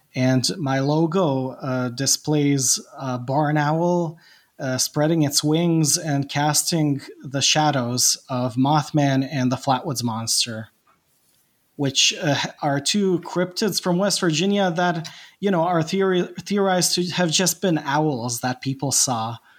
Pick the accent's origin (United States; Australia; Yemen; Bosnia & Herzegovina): Bosnia & Herzegovina; English is a second language; I'm Bosnian and I'm not an English speaker